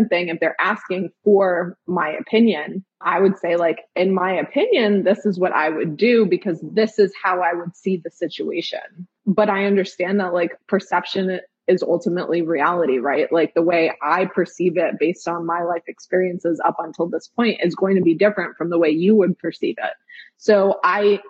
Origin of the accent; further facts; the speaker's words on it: New York City, New York, United States; now in Memphis, United States; we grew up in Park Slope